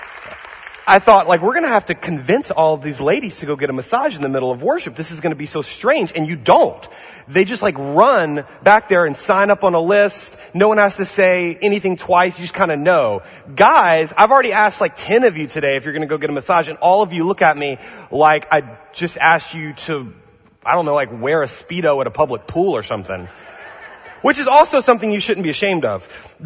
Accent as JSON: {"language": "English", "town": "New Orleans", "region": "Louisiana", "country": "United States", "moved": "yes", "lives_now": "Pasadena, United States", "said": "I'm from New Orleans, from the South"}